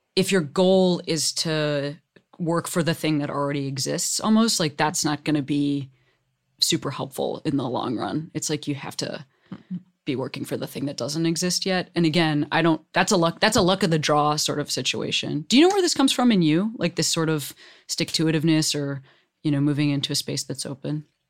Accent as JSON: {"language": "English", "town": "Chicago", "region": "Illinois", "country": "United States", "tie": "born or raised there", "moved": "yes", "lives_now": "Los Angeles, United States", "said": "I was raised in Chicago"}